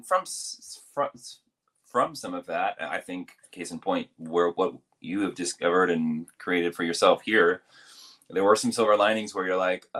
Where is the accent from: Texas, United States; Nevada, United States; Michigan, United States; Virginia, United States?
Virginia, United States; I'm from Virginia